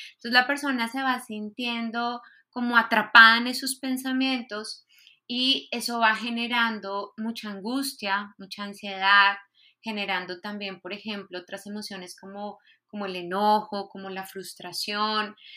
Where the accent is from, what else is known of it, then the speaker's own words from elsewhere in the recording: Colombia; moved away as an adult; also born or lived in Spain; now in Mexico; soy de Colombia